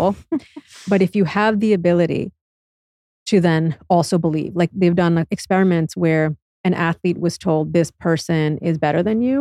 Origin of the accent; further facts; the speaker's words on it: United States; being born and raised in the United States